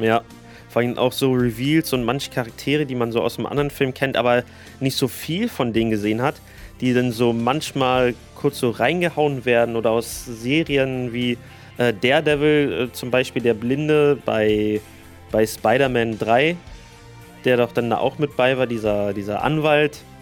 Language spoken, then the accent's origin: German; Germany; hier bei uns in Deutschland